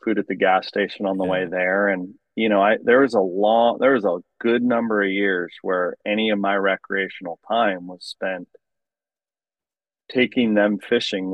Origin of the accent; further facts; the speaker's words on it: Lower Yuba River, California, United States; I grew up on the Lower Yuba River